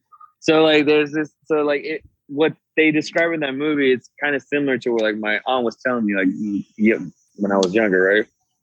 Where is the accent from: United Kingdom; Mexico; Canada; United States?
Mexico; Monterrey, Nuevo León; And we're from Monterrey, which is, like, a city. It's like Dallas, right? It's a big city.